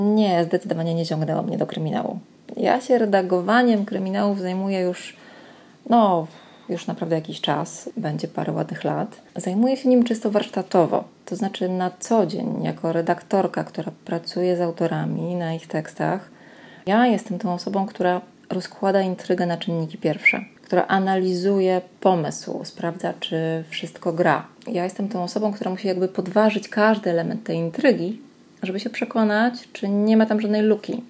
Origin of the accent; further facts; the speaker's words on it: Gdańsk, Pomeranian Voivodeship, Poland; moved away as an adult; also born or lived in Gdynia; now in Kraków, Poland; w Gdańsku się urodziłam i mieszkałam tam przez pierwsze 20 lat mojego życia